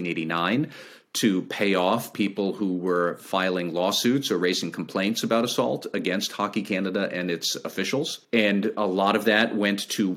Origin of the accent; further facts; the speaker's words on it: United States; as an American